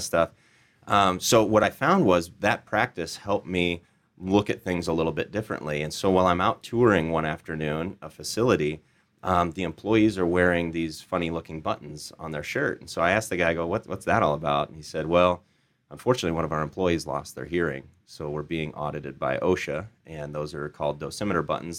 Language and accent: English; Des Moines, Iowa, United States; Des Moines, Iowa.